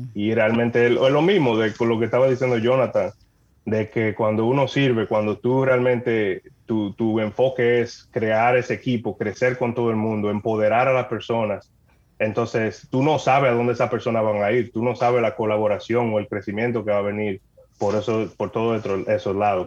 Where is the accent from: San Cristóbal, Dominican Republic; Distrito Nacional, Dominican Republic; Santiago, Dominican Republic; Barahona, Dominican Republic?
San Cristóbal, Dominican Republic; moved away as an adult; now in Canada; yo soy dominicano, nacido allá, me crié en San Cristóbal eh, en el pueblo de San Cristóbal